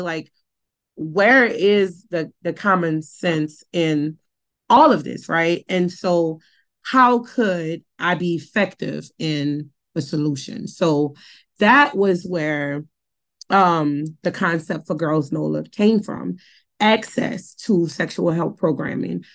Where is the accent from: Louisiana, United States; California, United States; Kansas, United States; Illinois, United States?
Louisiana, United States; New Orleans; I was born and raised in New Orleans. I was born and raised in the heart of the Night Ward